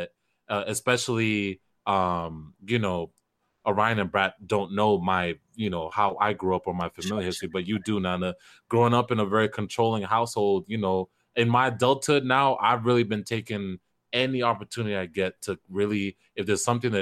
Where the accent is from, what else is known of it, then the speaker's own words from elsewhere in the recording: Kenya; first language Kisii; English is a second language; in my mother tongue, I'm Kisi, I'm from Kenya